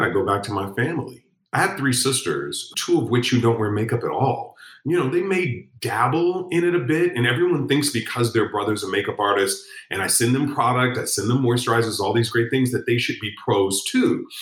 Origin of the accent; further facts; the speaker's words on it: Chicago, Illinois, United States; I'm from Chicago.